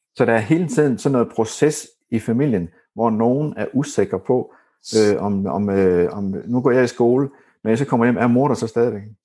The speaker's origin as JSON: {"language": "Danish", "town": "Horsens", "region": "Central Denmark Region", "country": "Denmark", "moved": "yes", "said": "jeg kommer fra Horsens, da, da jeg boede i Horsens"}